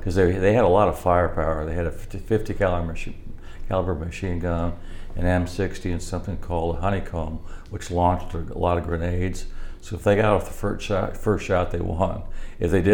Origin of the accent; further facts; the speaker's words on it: Kirkwood, Missouri, United States; I'm from Kirkwood, St. Louis